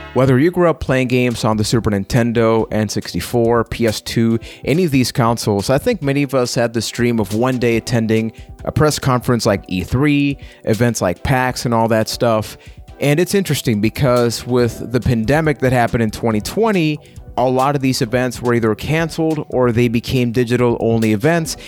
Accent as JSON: {"language": "English", "country": "Puerto Rico", "said": "I'm from Puerto Rico"}